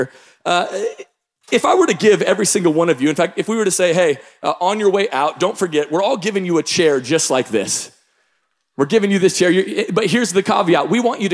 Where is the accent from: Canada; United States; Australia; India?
United States; Tacoma, Washington; I'm from the Pacific Northwest. I grew up in Tacoma, Washington